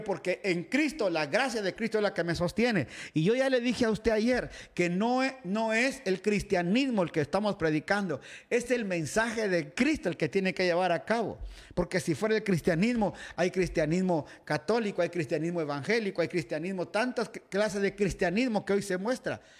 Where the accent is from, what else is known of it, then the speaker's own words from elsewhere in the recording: Guatemala; moved away; iglesia Betania, donde me crié allá en Guatemala